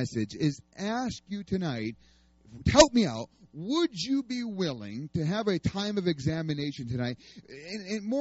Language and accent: English; New York, United States; moved away as an adult; also born or lived in Oklahoma; I'm from New York